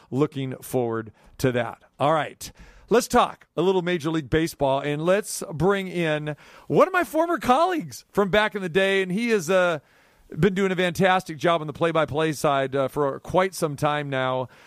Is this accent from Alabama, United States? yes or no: no; Sacramento, California, United States; But uh, yeah, Tim came from Boston. I came from Sac.